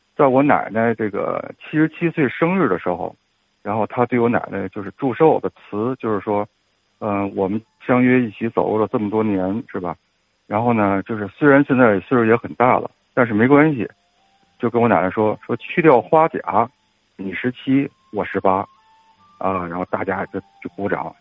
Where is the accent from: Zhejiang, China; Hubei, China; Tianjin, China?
Tianjin, China; Yuquan Road; 我呢本人是在中医学院那个院儿里啊出生的，我从小呢就是住在那个玉泉路的中医学院的那个院儿里，也是到了这个，这个知天命之，之年了吧，我也快五十了